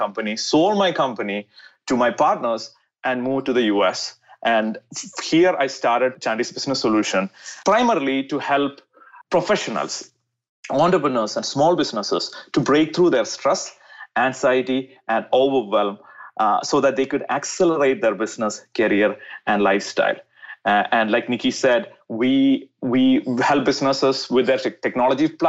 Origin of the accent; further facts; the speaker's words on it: India; I was born in India.